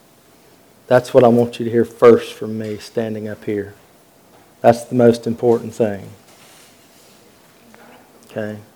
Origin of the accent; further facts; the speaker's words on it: Western North Carolina, United States; I grew up down in Western North Carolina